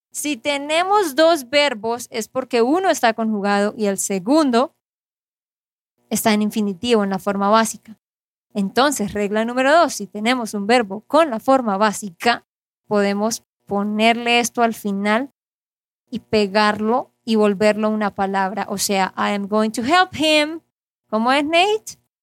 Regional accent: Santander, Colombia; de Santander, Colombia

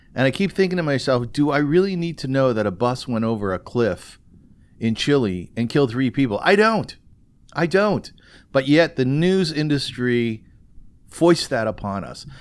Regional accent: Kitchener, Ontario, Canada; I come from Kitchener, which used to be called Little Berlin

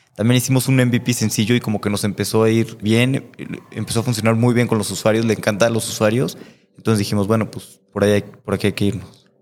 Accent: Mexico; como mexicanos

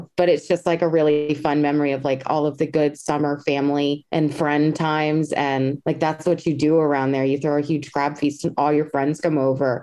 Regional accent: Maryland, United States; I'm from Maryland and I have a lot of pride in it.

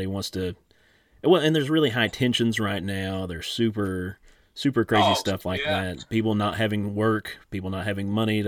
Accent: Eastern Kentucky, United States; growing up in Eastern Kentucky

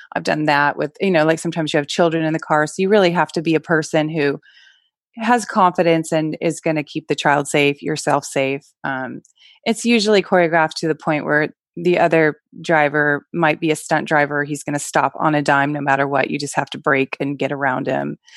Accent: California, United States; also born or lived in New York; I was born not in California, but basically, most of my growing up years were in California.

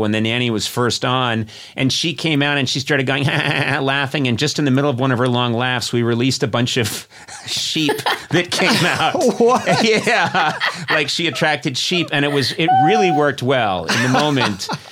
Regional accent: Massachusetts, United States; I come from Massachusetts

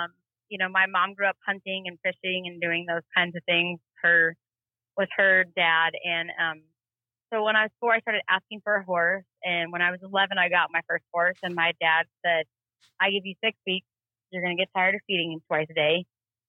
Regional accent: Duncan, Oklahoma, United States; born there; I was born in Duncan, Oklahoma. My dad worked for Halliburton.

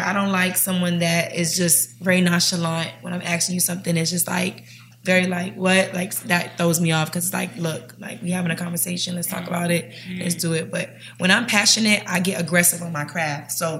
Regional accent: Jamaica; I'm Caribbean too, so anything a vibe.

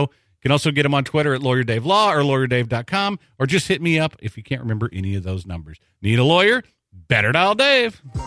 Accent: Texas, United States; I'm a Texan

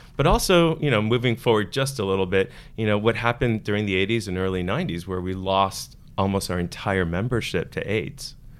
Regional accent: Miami, Florida, United States; I grew up in Miami

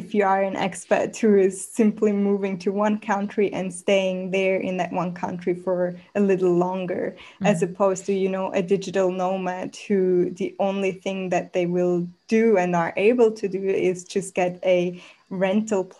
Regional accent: Switzerland; moved away as an adult; also born or lived in Mexico / Australia; now in Bali, Indonesia; I was born in Mexico, grew up in Switzerland, moved to Australia 7 years ago

